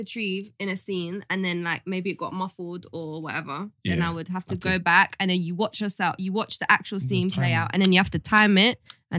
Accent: Brixton, London, United Kingdom; On an estate in Brixton Hill.

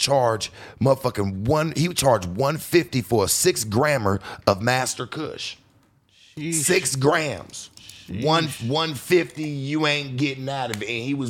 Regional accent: West Coast, United States; I'm from the West Coast too

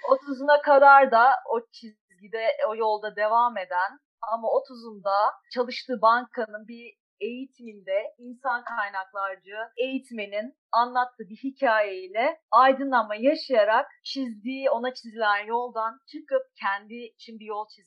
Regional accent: İzmir, Turkey; 1982 İzmir doğumluyum.

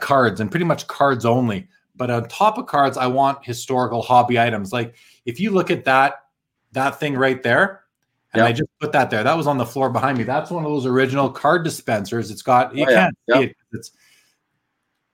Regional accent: Winnipeg, Manitoba, Canada; moved away; I'm from Winnipeg originally, and I grew up with this gentleman, Dave Kaplan. We kind of went to the same schools growing up

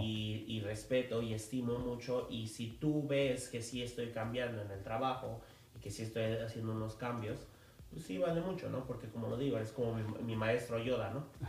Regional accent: Mexico City, Mexico; yo como, como chilango

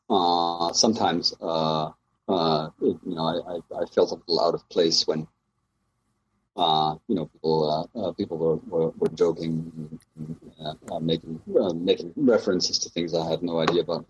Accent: Germany; moved away as an adult; also born or lived in Southern California; now in United States; I'm originally from Germany. I uh, came to the U.S. right around oh, must been 2000.

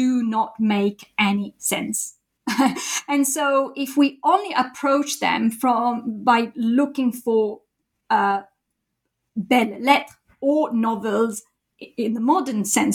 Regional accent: Italy; moved away as an adult; also born or lived in Japan; now in Cambridge, United Kingdom; I did my PhD in Italy, my home country

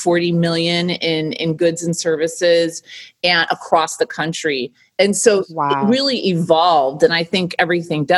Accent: Michigan, United States; now in New York, United States; growing up in Michigan, coming to New York and working in the fashion and beauty business

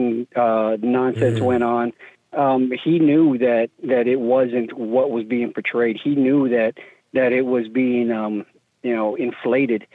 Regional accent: Dallas, Texas, United States; I grew up in the Dallas-Fort Worth area

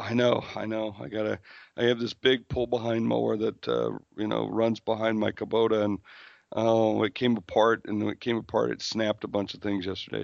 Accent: South Dakota, United States; I'm from South Dakota

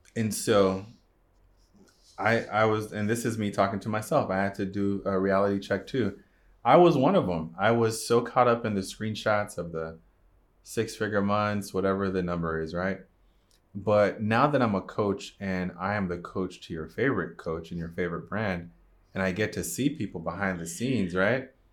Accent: Jamaica; I'm Jamaican

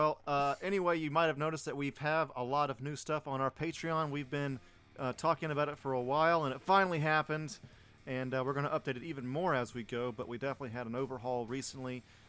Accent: Atlanta, Georgia, United States; I'm from Atlanta.

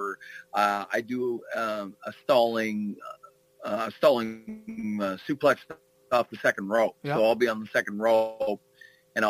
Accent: Canada; I'm a Canadian kid

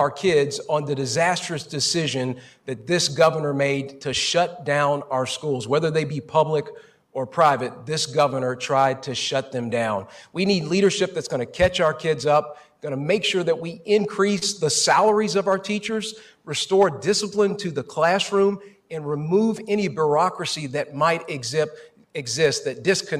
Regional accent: Hardin County, Kentucky, United States; I grew up in the Hardin County school system.

